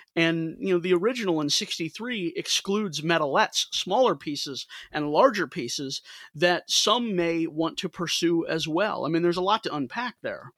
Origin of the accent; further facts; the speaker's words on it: St. Louis, Missouri, United States; I'm from Saint Louis